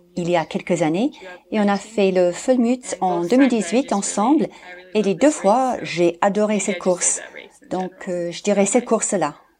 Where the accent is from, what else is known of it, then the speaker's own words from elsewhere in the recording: Maine, United States; French is a second language; moved away as an adult; also born or lived in Alpes-Maritimes, France; now in France; je suis américaine, mais j'habite en France, euh, dans les Alpes-Maritimes. Mais je viens du Maine, aux États-Unis